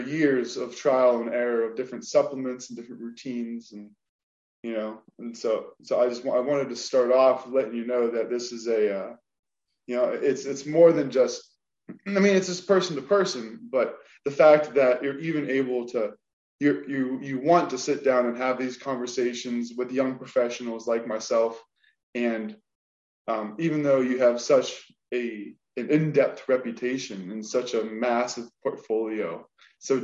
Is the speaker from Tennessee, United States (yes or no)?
no; Wheeling, West Virginia, United States; I come from Wheeling, West Virginia